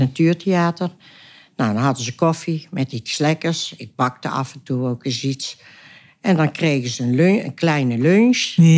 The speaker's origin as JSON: {"language": "Dutch", "town": "Oisterwijk", "region": "North Brabant", "country": "Netherlands", "tie": "born or raised there", "said": "geboren en getogen in Oosterwijk"}